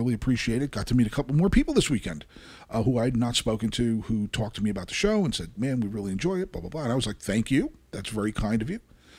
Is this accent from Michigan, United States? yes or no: no; Kearny, New Jersey, United States; Kearney, that my hometown